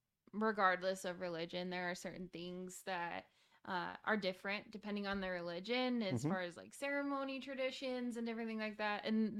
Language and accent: English; Salt Lake City, Utah, United States; and raised from Salt Lake City, Utah.